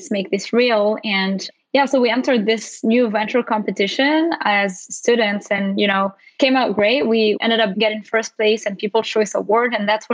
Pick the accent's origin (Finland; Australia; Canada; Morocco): Morocco; moved away as an adult; now in United States